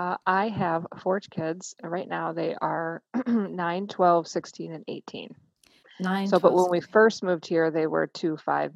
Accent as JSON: {"language": "English", "town": "Milwaukee", "region": "Wisconsin", "country": "United States", "moved": "as an adult", "lives_now": "New Zealand", "said": "So we are from Milwaukee, Wisconsin"}